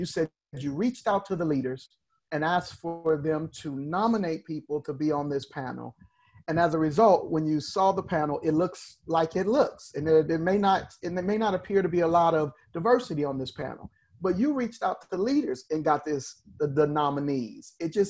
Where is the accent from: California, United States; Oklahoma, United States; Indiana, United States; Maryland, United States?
California, United States; Compton; I'm a boy from Compton.